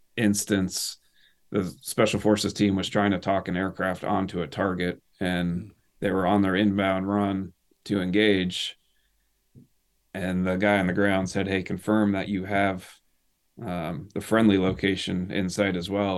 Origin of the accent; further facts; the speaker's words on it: northern Maine, United States; I grew up in northern Maine. Uh, moved there when I was probably eight or, eight or nine years old